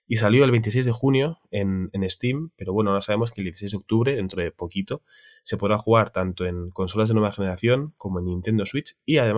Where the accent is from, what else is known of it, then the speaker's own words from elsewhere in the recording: Tiana, Catalonia, Spain; Es de mi pueblo, la Vico. Bueno, Tiana?